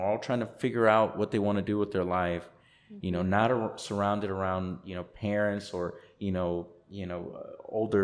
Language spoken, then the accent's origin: English; Chamblee, Georgia, United States; also born or lived in Honduras; our tiny little home in Chamblee